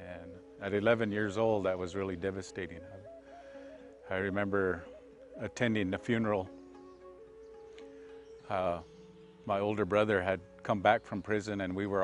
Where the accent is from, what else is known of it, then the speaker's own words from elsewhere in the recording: Pine Ridge Indian Reservation, South Dakota, United States; I was born and raised on the Pine Ridge Indian Reservation, and lived a good deal of my life here